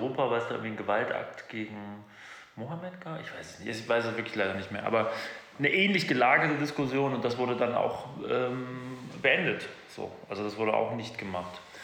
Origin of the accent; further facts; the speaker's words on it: Germany; wir als Deutsche